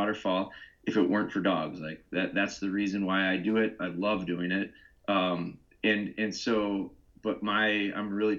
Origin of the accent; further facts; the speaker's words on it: Pulaski, Wisconsin, United States; I'm from Wisconsin. I'm actually from small town called Pulaski. It's near Green Bay. No one knows what Pulaski is, but everyone knows Green Bay.